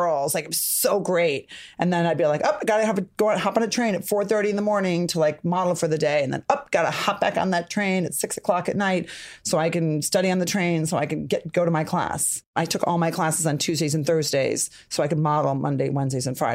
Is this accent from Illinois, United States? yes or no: yes; Rockford, Illinois, United States; I'm from Rockford, Illinois